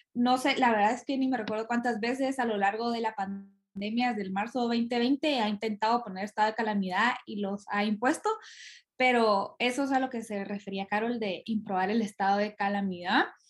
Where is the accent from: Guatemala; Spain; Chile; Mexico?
Guatemala; como chapines